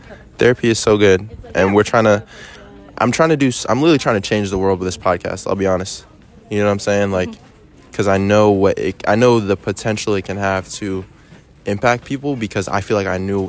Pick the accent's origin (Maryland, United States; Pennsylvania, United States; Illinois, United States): Maryland, United States; Rockville